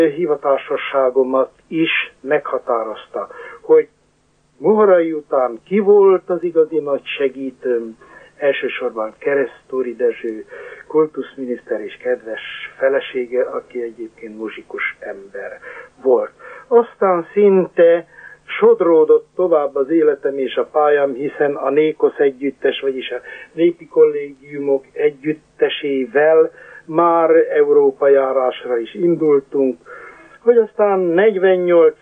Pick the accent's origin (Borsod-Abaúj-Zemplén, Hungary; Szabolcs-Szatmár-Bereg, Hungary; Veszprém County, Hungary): Borsod-Abaúj-Zemplén, Hungary; Sárospatak; én a Sárospatik Református Főgimnáziumban, pontosabban a híres kollégiumban nevelkedtem